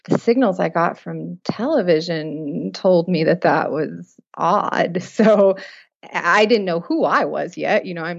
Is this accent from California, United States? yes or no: yes; Fresno, California, United States; Fresno, California.